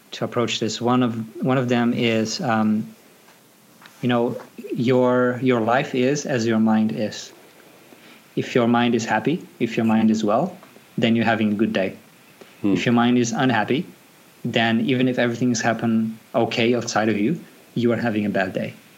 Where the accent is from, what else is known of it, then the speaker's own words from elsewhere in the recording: Brazil; moved away as an adult; now in Sydney, Australia; I was born and raised in Brazil. I migrated to Australia about nine years ago